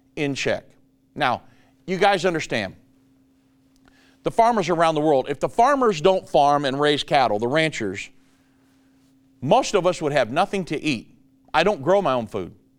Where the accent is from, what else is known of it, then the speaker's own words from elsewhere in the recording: Richmond, Indiana, United States; moved away as an adult; now in Dallas, United States; I was born and raised in Richmond, Indiana, till I was 33 and then went 34 when we moved down here to Dallas